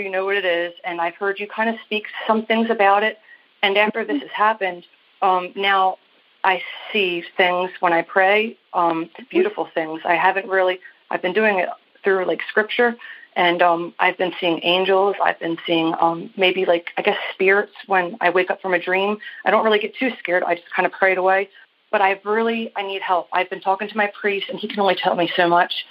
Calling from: Maryland, United States; I am calling you from Maryland.

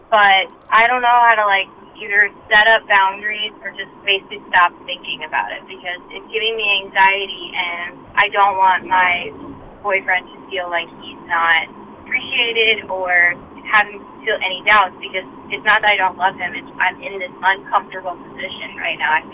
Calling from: New York, United States; I'm from New York.

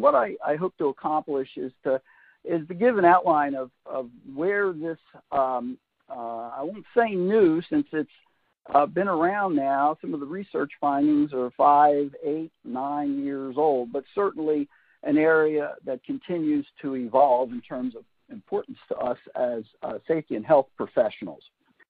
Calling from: Raleigh, North Carolina, United States; Since I'm coming from Raleigh, North Carolina, where I live, it is indeed the afternoon.

